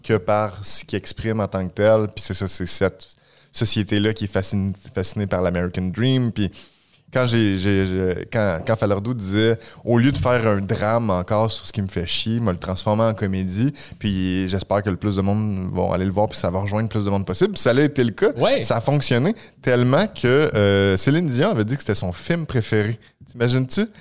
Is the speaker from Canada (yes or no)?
yes; Saint-Jérôme, Quebec, Canada; Saint-Jérôme, mon patelin